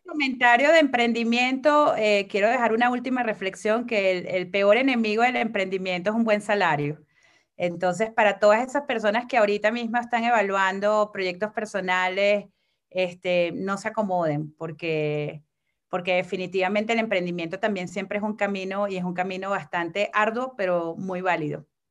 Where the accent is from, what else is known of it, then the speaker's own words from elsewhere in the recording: Venezuela; now in Mexico; soy mujer venezolana